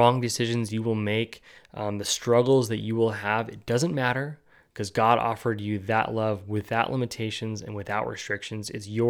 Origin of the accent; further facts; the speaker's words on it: California, United States; also born or lived in New Guinea; I was born in California. I moved to New Guinea. She moved to Florida, then to, you know, a very conservative area of Northeast Pennsylvania. I lived in the very liberal state of California.